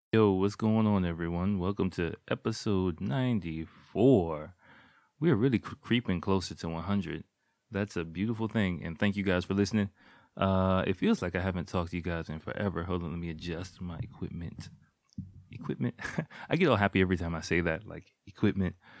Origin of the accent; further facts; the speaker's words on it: Washington, District of Columbia, United States; moved away as an adult; now in Japan; my days as a public school kid in America, in Washington, D C, in the, like, eighties and nineties